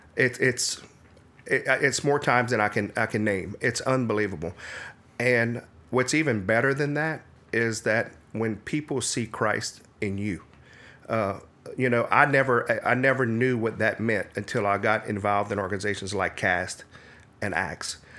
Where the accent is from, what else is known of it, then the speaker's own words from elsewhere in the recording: Midland, Louisiana, United States; Actually, I'm from Acadia Parish, a little town called Midland, Louisiana.